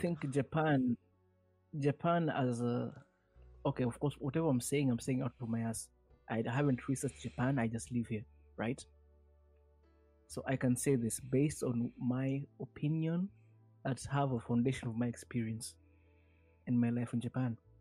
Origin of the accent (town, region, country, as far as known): Kenya